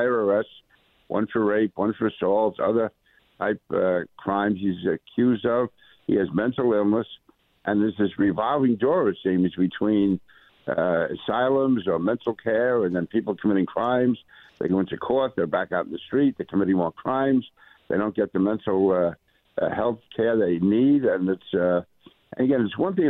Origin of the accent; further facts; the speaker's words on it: New York City, New York, United States; I grew up in Queens, went to a high school in Brooklyn